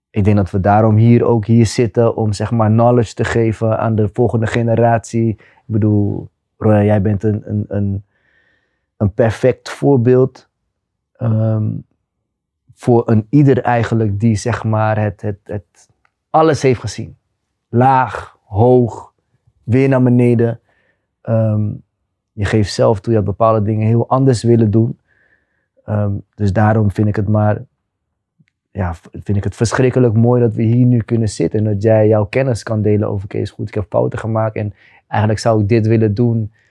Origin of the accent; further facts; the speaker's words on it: Rotterdam, South Holland, Netherlands; moved away as an adult; also born or lived in Madrid / Liverpool; Ik kom uit Rotterdam West, ja.